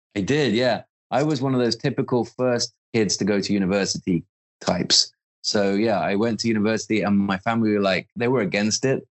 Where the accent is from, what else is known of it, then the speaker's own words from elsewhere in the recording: the Midlands of the UK, United Kingdom; I was brought up in the Midlands of the UK in a kind of blue collar town